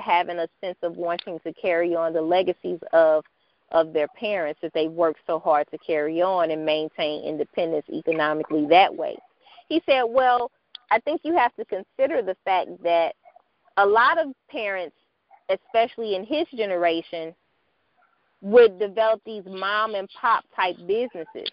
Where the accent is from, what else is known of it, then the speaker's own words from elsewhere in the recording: St. Louis, Missouri, United States; my hometown of St. Louis